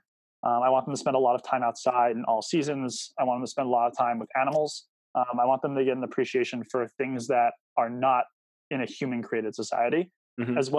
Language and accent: English; Northern New Jersey, United States; growing up in Northern New Jersey